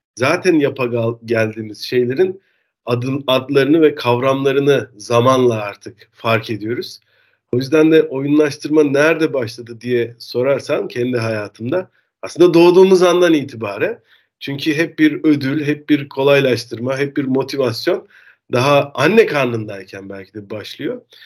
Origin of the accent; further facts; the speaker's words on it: Denizli, Turkey; moved away as an adult; also born or lived in Istanbul; now in Netherlands; ben Türk'üm. Denizli'de doğdum. Denizli'de lise eğitiminin ardından İstanbul'a üniversite için geldim